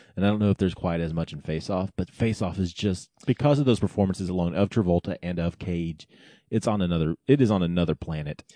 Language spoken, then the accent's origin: English; Oklahoma, United States; growing up in Oklahoma, we had the, the Sunday Night Movie Club